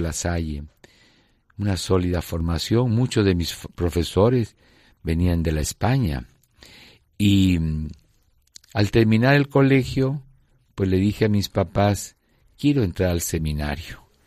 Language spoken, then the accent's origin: Spanish; Lima, Peru; moved away as an adult; now in Ayacucho, Peru; Yo soy limeño de pura cepa, ¿no? Del mismo eh, centro histórico de la parroquia de San Marcelo, en la zona antigua, Ahí mis papás vivían, se casaron, me bautizaron